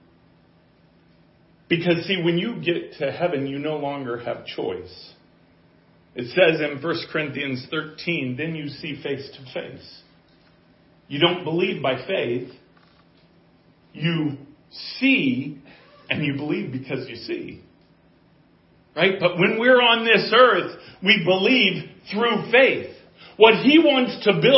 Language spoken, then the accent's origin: English; Colorado, United States; I'm from Colorado